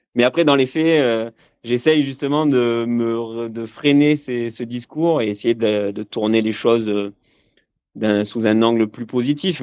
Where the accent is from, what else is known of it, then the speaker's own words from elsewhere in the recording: Marseille, Provence-Alpes-Côte d'Azur, France; moved away as an adult; also born or lived in Aubagne / Cadolive / Bordeaux; now in Gap, France; moi je suis originaire de, de Marseille